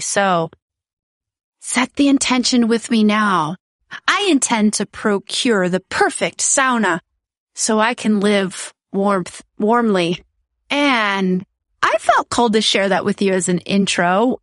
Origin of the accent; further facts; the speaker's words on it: United States; moved away as an adult; now in Netherlands; I am originally from the United States and my daughter goes to a Dutch school